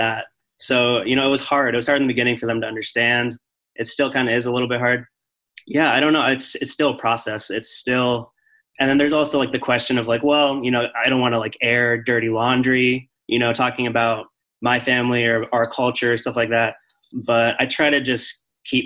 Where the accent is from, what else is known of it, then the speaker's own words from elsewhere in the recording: Arizona, United States; I grew up in Arizona